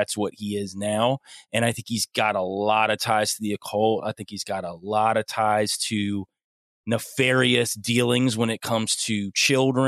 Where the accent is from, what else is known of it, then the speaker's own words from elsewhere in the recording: Young Harris, Georgia, United States; moved away; I don't live there anymore, but I'm originally from the Young Harris area. I used to live on the side of a mountain.